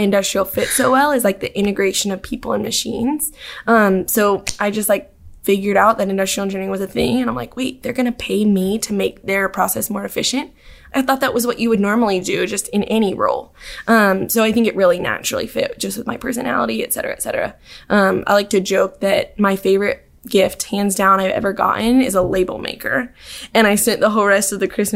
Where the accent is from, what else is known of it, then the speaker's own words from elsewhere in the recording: Dallas, Texas, United States; moved away as an adult; now in Auburn, United States; I'm from Dallas originally